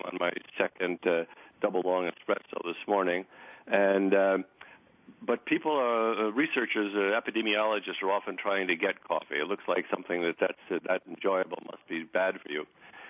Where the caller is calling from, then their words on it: Sechelt, British Columbia, Canada; I'm phoning from Seashell, British Columbia, which is a rural community, a ferry ride away from Vancouver, British Columbia.